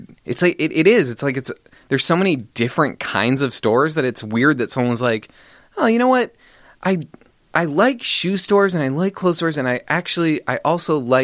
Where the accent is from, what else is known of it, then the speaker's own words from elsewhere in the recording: Dallas, Texas, United States; I am from Dallas, Texas